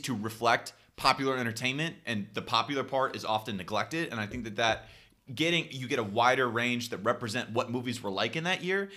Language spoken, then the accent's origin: English; Stockton, California, United States; my hometown